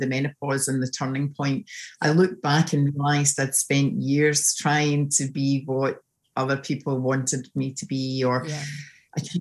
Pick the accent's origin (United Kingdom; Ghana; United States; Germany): United Kingdom; Scotland; accent: Scottish; moved away as an adult; now in Sydney, Australia; So you can obviously tell I'm from Scotland from my accent